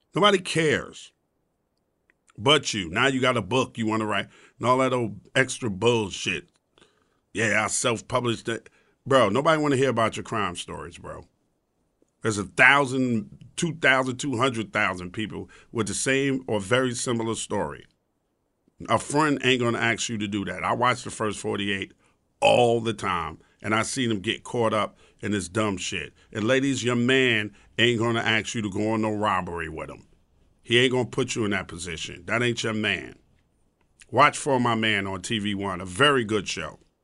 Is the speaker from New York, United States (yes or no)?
yes; New York City, New York, United States; also born or lived in Brooklyn, New York; I was born in Brooklyn in Cumberland Hospital, and not moved the, out to the suburb of Queens